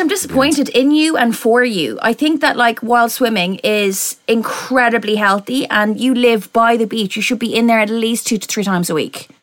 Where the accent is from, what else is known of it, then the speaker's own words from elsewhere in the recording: Ireland; moved away as an adult; now in United Kingdom; my accent and the fact that I grew up there, but my parents are Irish